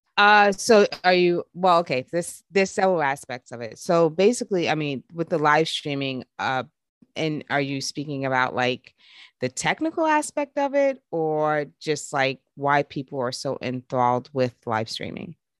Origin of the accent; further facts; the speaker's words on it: New York, United States; me growing up in New York